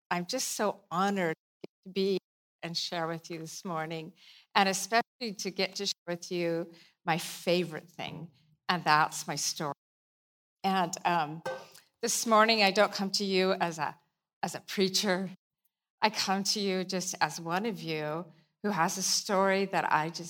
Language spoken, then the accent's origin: English; Pacific Northwest, United States; you know, we're from the Northwest, and it rains this time of year. Well, it rains most time of year.